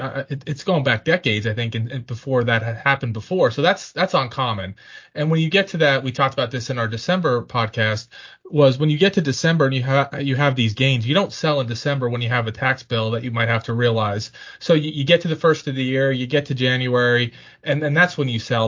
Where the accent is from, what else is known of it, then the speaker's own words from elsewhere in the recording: Pennsylvania, United States; now in Richmond, United States; I'm from Pennsylvania